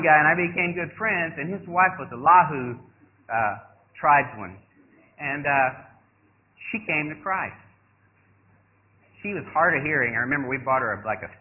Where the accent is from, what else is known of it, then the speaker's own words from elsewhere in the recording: United States; moved away as an adult; also born or lived in Thailand; I'm an American boy. I mean, like I said, I grew up loving hamburgers and this